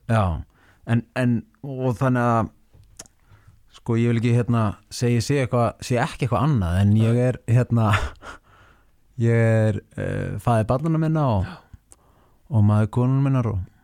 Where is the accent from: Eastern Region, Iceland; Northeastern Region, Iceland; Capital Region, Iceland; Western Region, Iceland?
Capital Region, Iceland; Seltjarnarnes; ég ólst upp á Seldirnissi